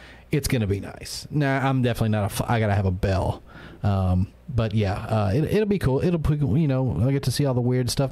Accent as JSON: {"language": "English", "region": "Mississippi", "country": "United States", "said": "We're from Mississippi"}